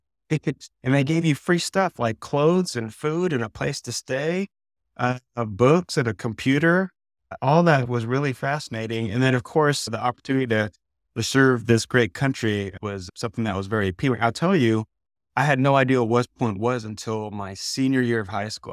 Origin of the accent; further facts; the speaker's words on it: San Diego, California, United States; moved away as an adult; I grew up in San Diego